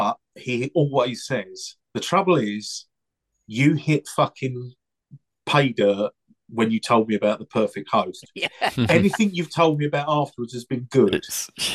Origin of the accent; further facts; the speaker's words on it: England, United Kingdom; we're saying that as English people